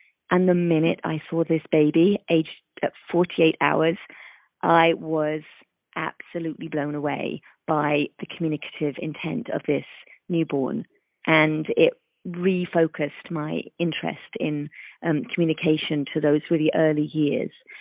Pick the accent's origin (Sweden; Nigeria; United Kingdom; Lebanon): United Kingdom; London; moved away as an adult; also born or lived in east coast of the United States; now in United States; I am from London, England, and I have spent half of my career practicing in the UK